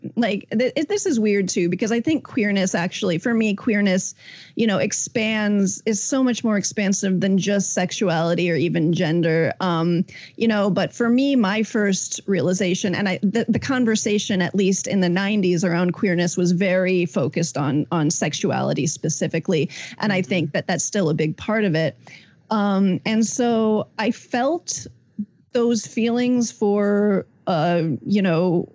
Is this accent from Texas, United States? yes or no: no; Indiana, United States; growing up in Indiana in the 90s